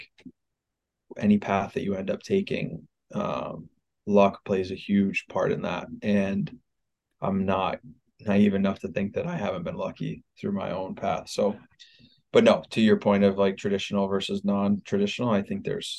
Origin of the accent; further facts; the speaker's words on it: Ohio, United States; moved away as an adult; also born or lived in Midwest; I grew up in Ohio and I like lived in the Midwest the majority of my life